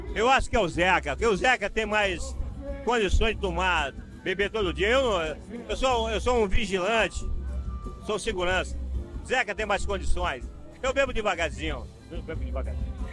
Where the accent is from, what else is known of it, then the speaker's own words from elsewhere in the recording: Coari, Amazonas, Brazil; eu sou amazonense. Nasci em Coari, meu orgulho assim